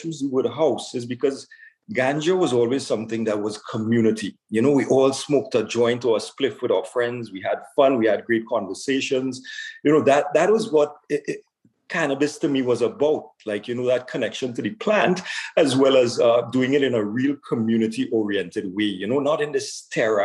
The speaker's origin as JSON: {"language": "English", "country": "Trinidad & Tobago", "tie": "born or raised there", "moved": "yes", "lives_now": "Ontario, Canada", "said": "I was born in Trinidad and Tobago"}